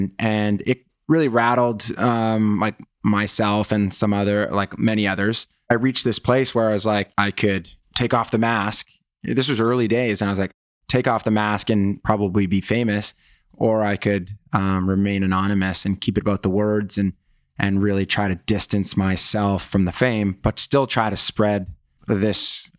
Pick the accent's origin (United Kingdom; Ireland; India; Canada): Canada; You know, I grew up in Canada and it was like where guys are encouraged, not traditionally years ago. And I think it's a problem with Canada